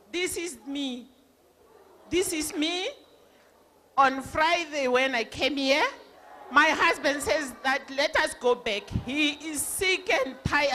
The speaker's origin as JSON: {"language": "English", "region": "Limpopo", "country": "South Africa", "said": "I came from Limpopo"}